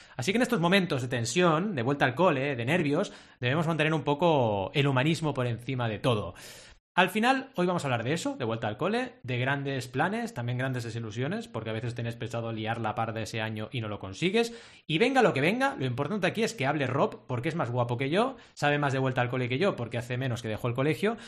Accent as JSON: {"language": "Spanish", "region": "Catalonia", "country": "Spain", "said": "decimos en Cataluña"}